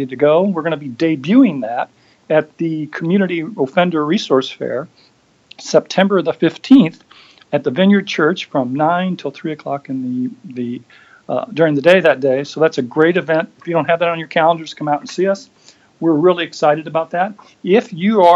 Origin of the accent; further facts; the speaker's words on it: Sacramento, California, United States; now in Idaho, United States; I'm a Californian. We have similar kinds. I've been from Sacramento.